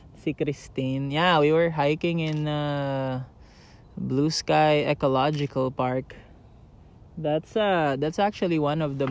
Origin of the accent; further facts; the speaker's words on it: Manila, Metro Manila, Philippines; now in San Diego, United States; I grew up in Manila, so I was a city boy through and through